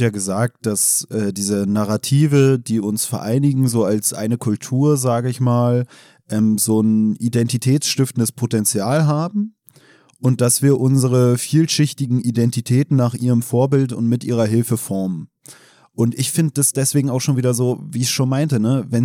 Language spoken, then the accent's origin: German; Germany; ja, ich muss mich darauf berufen, weil ich bin ja Deutscher in Anführungsstrichen. Ja, dann lass doch einfach aufs Grundgesetz berufen, weil eigentlich sind wir beide Deutsche.